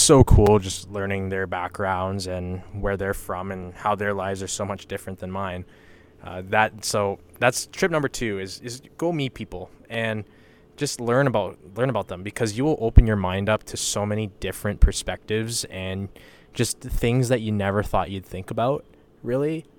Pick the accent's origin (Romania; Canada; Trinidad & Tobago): Canada; Western Canada; I told people I was from Canada.